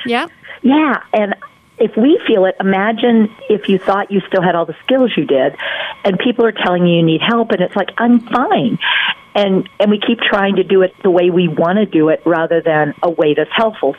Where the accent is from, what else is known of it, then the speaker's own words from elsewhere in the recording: North Carolina, United States; I'm from North Carolina